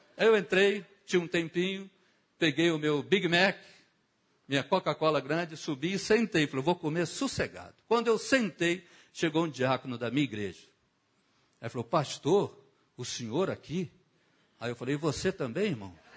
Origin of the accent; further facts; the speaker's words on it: Rio de Janeiro, Brazil; eu fui criado em Bangu